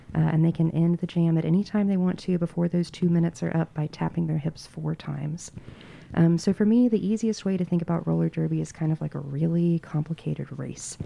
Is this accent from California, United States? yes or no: no; Western North Carolina, United States; now in Asheville, United States; I grew up in Western North Carolina, moved away for a little bit, but I moved back to Asheville in twenty nineteen